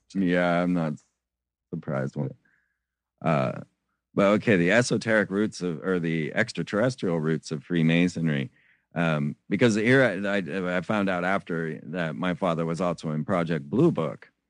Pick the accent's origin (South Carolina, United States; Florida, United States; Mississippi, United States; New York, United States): Florida, United States; I grew up in Florida